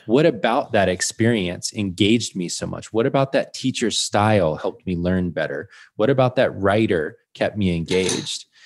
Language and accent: English; Georgia, United States; moved away; I'm from Georgia originally.